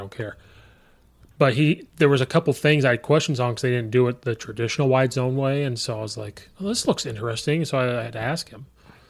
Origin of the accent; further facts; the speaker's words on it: Illinois, United States; I'm from Central Illinois. Like I only heard of like one or two schools up here. So coming up here I have to learn all these suburbs.